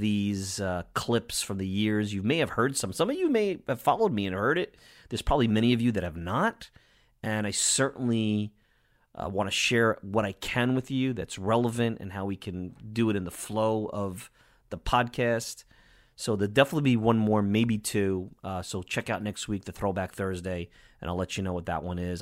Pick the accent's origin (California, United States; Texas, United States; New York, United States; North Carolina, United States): New York, United States; accent: New York; my New York accent